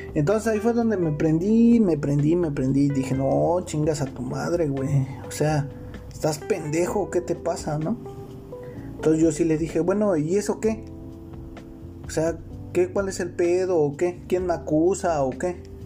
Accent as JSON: {"language": "Spanish", "region": "Mexico City", "country": "Mexico", "said": "Yo soy de Ciudad de México, vivo en Ciudad de México, pero en estos momentos estoy trabajando, estoy fuera, estoy en el estado de Chiapas"}